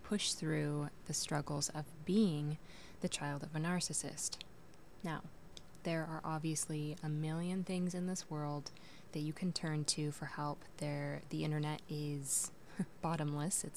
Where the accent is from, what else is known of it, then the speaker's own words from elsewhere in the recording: Portland, Oregon, United States; I was born in Portland, Oregon in 1992. You can do the math. I lived there for the first 10 years of my life before moving out to the countryside where I spent the next decade